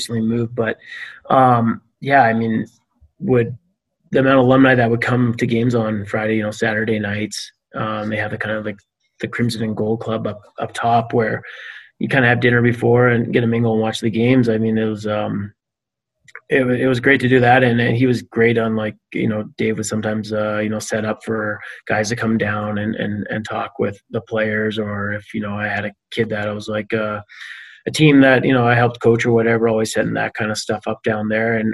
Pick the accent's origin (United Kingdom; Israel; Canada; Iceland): Canada; I'm Canadian